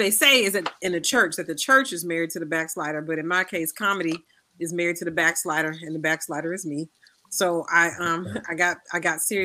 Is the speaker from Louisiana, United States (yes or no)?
yes; New Orleans, Louisiana, United States; moved away; when I grew up in New Orleans, we grew up in the East, in New Orleans East